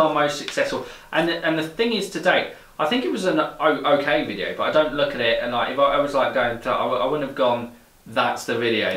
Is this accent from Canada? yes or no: no; England, United Kingdom; growing up in England